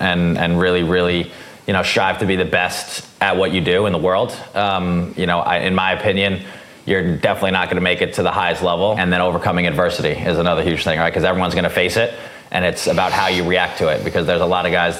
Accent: Long Island, New York, United States; also born or lived in New Hampshire; I was born and raised on Long Island, New York

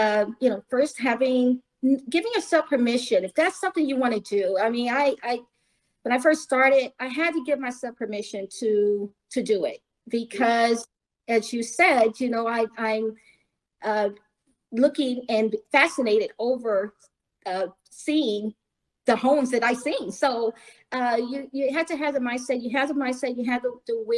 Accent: Columbia, Missouri, United States; I was, probably 12, 14 years old, growing up in Columbia, Missouri

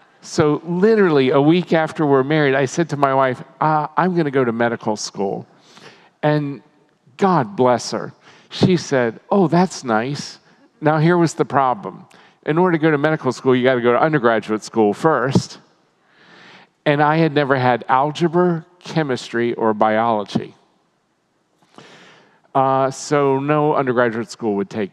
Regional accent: Maryland, United States; when I was a little kid, I grew up in Maryland, dairy farming country

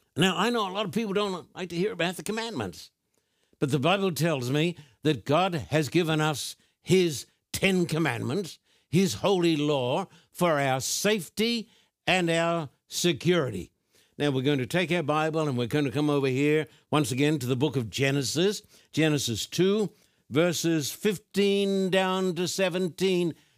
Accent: Brisbane, Queensland, Australia; born or raised there

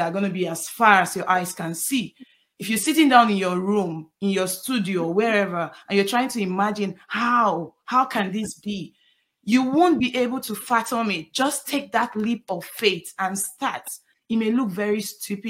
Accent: Nigeria; now in United States; My family, most of my family live in Nigeria because I'm from Nigeria

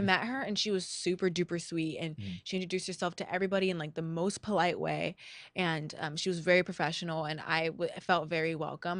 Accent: La Habra, California, United States; my La Habra roots

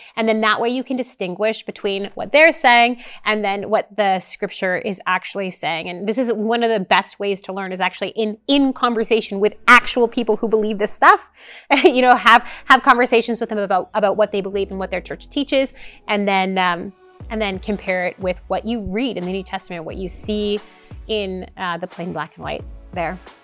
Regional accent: Canada; as a Canadian

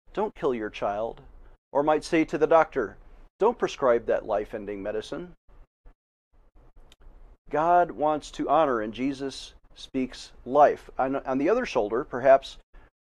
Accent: Buffalo, New York, United States; moved away as an adult; now in Colorado, United States; I was born and raised in Buffalo, New York

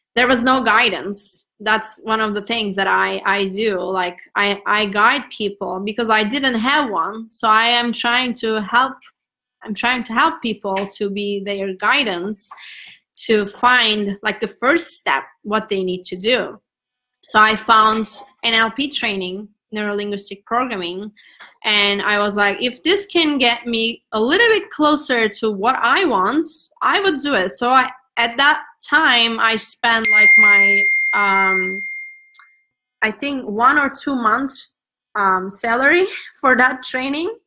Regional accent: Turkey; English is a second language; moved away as an adult; now in United States; I'm from Turkey

